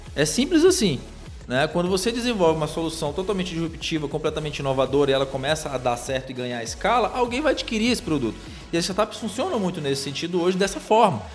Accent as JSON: {"language": "Portuguese", "town": "Parintins", "region": "Amazonas", "country": "Brazil", "moved": "as an adult", "lives_now": "Manaus, Brazil", "said": "eu sou de Parintins, do nosso Amazonas"}